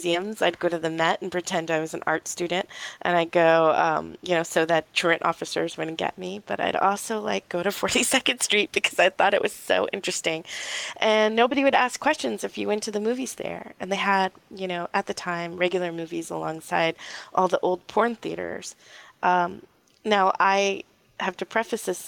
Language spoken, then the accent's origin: English; New York City, New York, United States; I grew up in New York City in the Lower East Side